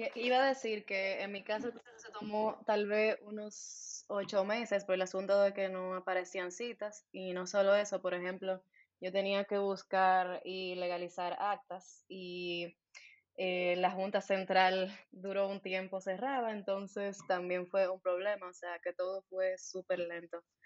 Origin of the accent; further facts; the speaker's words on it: Santo Domingo, Distrito Nacional, Dominican Republic; moved away as an adult; now in Berlin, Germany; Soy de Santo Domingo, República Dominicana.